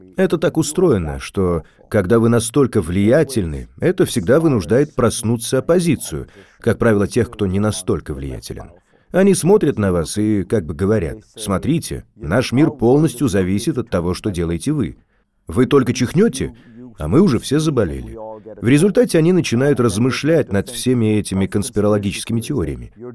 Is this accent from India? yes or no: yes; India; moved away; когда я рос в Индии